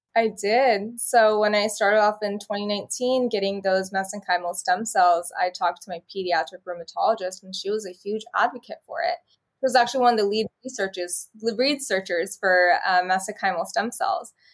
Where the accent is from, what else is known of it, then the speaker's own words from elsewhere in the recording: Bakersfield, California, United States; So I was from Bakersfield, California